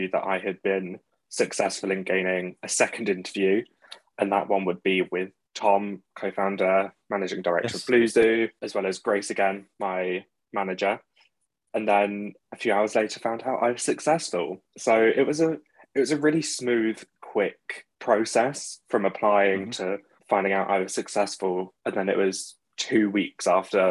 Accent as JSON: {"language": "English", "town": "Maidenhead", "region": "South East England", "country": "United Kingdom", "moved": "yes", "lives_now": "London, United Kingdom", "said": "currently in North Greenwich in London, but originally from Maidenhead over in Berkshire"}